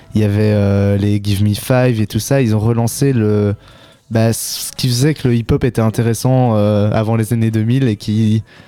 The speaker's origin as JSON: {"language": "French", "town": "Ottignies-Louvain-la-Neuve", "region": "Wallonia", "country": "Belgium", "also_born_or_lived": "Brussels", "said": "je viens d'ici, euh, au Tigny-Louvain-la-Neuve. J'ai fait mes secondaires ici. mais sinon, je viens plus de Bruxelles à la base."}